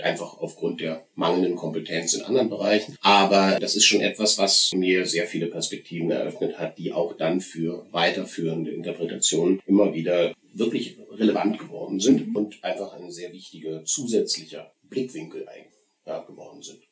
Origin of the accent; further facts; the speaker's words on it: Berlin, Germany; moved away as an adult; now in Bochum, Germany; ich bin in Berlin aufgewachsen und bin dort auch zur Schule gegangen